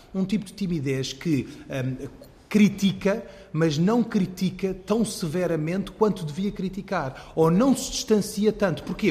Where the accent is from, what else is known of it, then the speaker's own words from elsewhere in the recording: Portugal; eu, islâmico sunita, nascido e crescido em Portugal